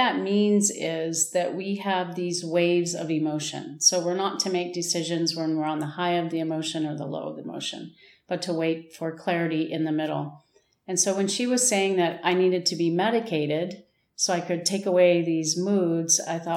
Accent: United States; also born or lived in New Mexico / Wisconsin / Texas / Irvine, California; now in Tucson, United States; I grew up in Wisconsin and Texas, and then moved to Southern California

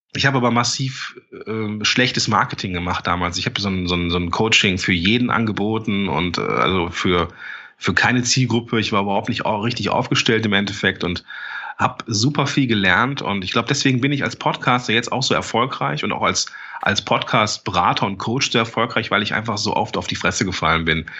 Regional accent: Langenfeld, North Rhine-Westphalia, Germany; Ich komme ja aus Langenfeld, bin Mitte 30

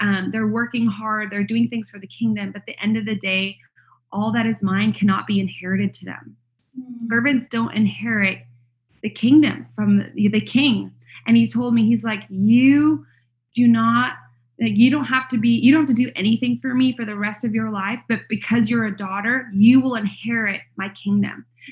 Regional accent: Canada; moved away as an adult; now in United States; Canada, which is where I'm from. I'm not American. I married an American, so I live here in the States.

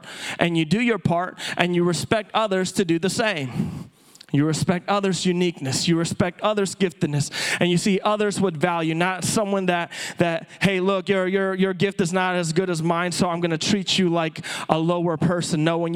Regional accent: Philippines; moved away; as a native-born Filipino, I was born and raised in the Philippines.

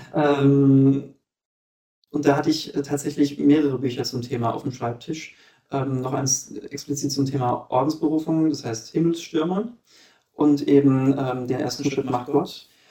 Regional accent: Germany; moved away as an adult; bei uns in Deutschland

